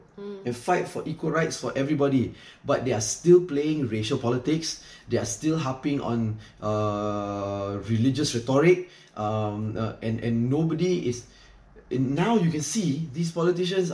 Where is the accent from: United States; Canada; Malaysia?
Malaysia; being a Malaysian